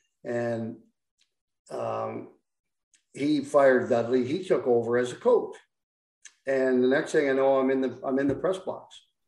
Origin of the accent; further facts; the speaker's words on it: Ottawa, Ontario, Canada; Yeah, and, you know, plus I'm from Ottawa.